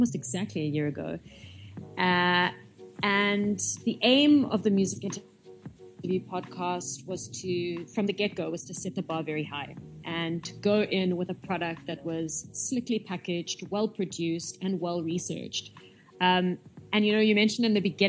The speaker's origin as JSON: {"language": "English", "country": "South Africa", "tie": "born or raised there", "said": "My parents are Italian. I guess that makes me Italian, but I was born in South Africa, so first generation South African"}